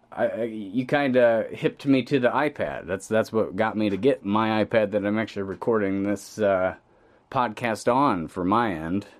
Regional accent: Pontiac, Illinois, United States; we're both Pontiac, Illinois natives

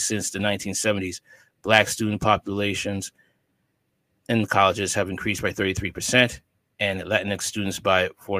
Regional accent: Miami, Florida, United States; It was humbling to learn about the world well beyond my hometown of Miami from the firsthand account of my classmates.

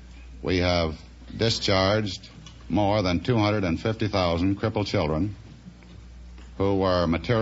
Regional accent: Oroville, California, United States; also born or lived in Osceola, Missouri; And moved to Oroville, California when I was 6 years of age.

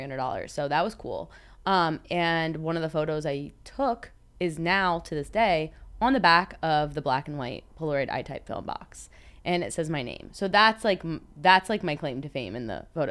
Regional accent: Florida, United States; moved away as an adult; I'm from Florida originally

